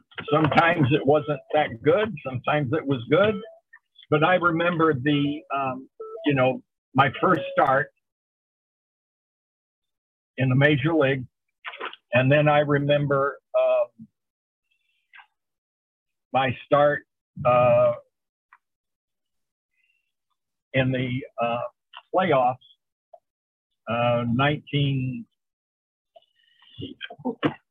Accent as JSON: {"language": "English", "town": "Terre Haute", "region": "Indiana", "country": "United States", "tie": "born or raised there", "moved": "as an adult", "said": "I was a Cubs fan growing up in Terre Haute, Indiana"}